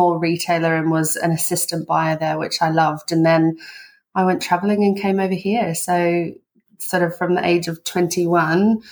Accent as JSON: {"language": "English", "country": "Australia", "moved": "as an adult", "said": "we're Antipodeans, so we're both from Australia, but we have been here for 20 years."}